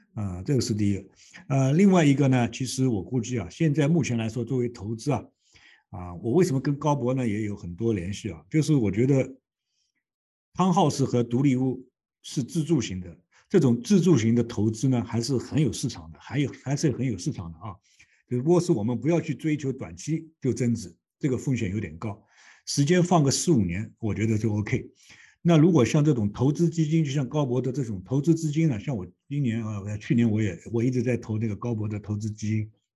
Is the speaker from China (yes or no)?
yes; China; now in Toronto, Canada; 我们中国人说的这个借力打力